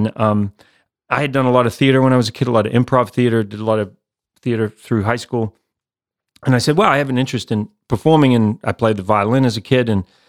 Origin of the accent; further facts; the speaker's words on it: New Zealand; accent: mixed; Yeah. So, yeah, I'm from New Zealand, even though I've got this mixed up accent.